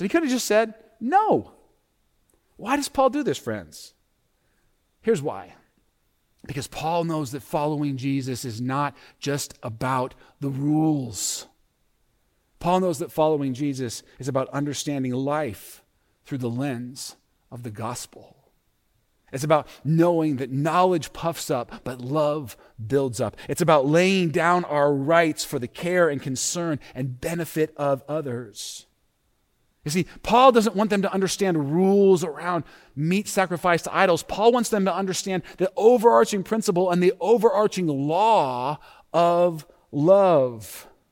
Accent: United States; we as American Christians

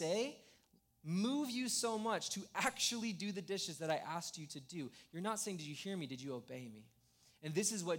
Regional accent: Escondido, California, United States; I grew up in Escondido

